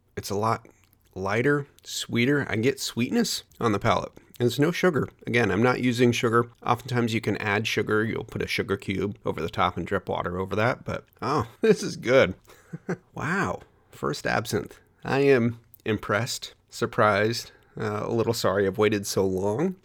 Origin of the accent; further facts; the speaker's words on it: Hood River, Oregon, United States; my hometown distillery, Hood River Distillers